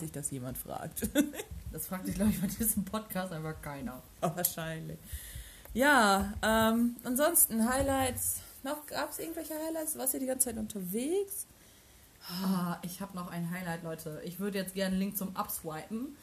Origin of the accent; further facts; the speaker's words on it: Germany; Ich bin froh, in Deutschland geboren zu sein